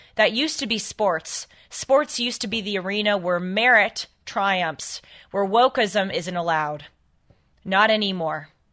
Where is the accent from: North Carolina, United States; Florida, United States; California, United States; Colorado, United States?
California, United States; Los Angeles; here in my hometown of L